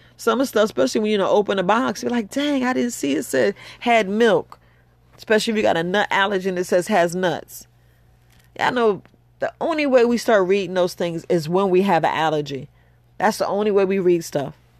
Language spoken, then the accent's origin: English; New York, United States; I'm from New York